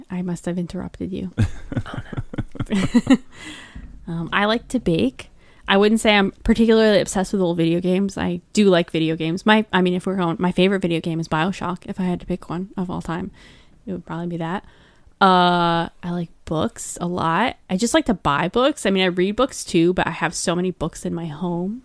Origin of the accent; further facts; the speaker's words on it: Toms River, New Jersey, United States; I I grew up across the bridge from Seaside Heights, by the way, where they shot Jersey Shore